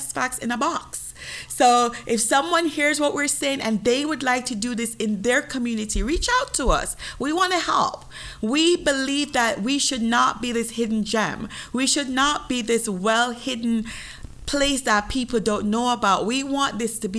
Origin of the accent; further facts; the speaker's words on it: Jamaica; moved away; I am Jamaican